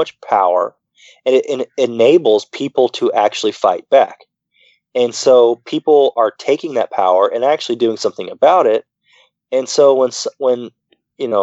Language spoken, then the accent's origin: English; the South, United States; when I grew up in the South, I would go into Family Dollar